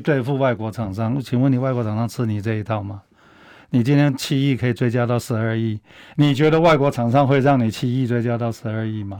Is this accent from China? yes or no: no; Taiwan; 我们台湾人是见了棺材还不会流泪